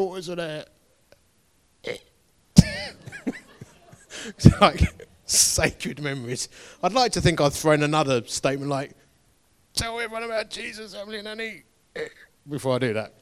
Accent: Essex, East of England, United Kingdom; I am from Essex.

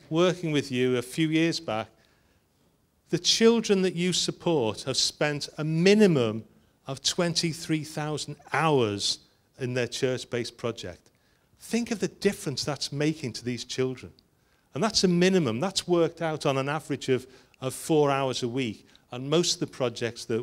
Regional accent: Liverpool, North West England, United Kingdom; I'm from Liverpool

